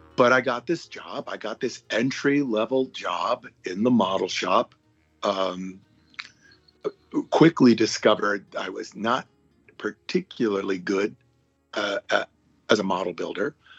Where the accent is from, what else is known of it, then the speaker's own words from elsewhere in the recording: Hawaii, United States; moved away; I'm a little kid who grew up in Hawaii